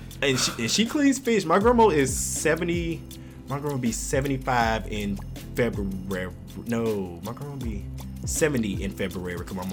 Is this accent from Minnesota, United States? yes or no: no; Mississippi, United States; Yes, they never suspect I'm from Mississippi until I started talking.